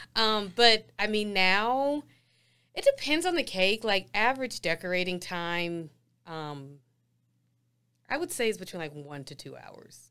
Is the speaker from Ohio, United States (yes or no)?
yes; Ohio, United States; moved away as an adult; now in Denver, United States; I'm from Denver, but raised in Ohio